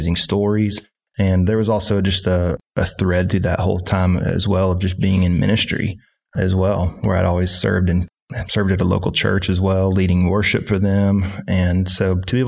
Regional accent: Harrison, Arkansas, United States; I grew up a couple hours from here in Harrison, Arkansas.

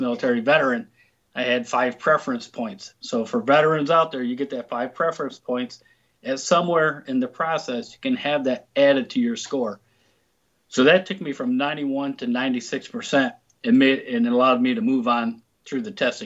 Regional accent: Central New York State, United States; moved away as an adult; also born or lived in Arizona; So I grew up in Central New York State. I graduated high school, after which I moved to the state of Arizona.

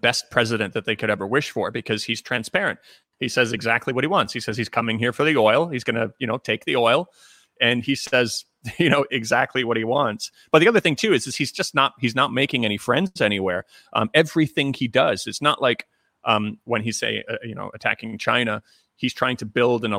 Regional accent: Canada; I'm actually Canadian

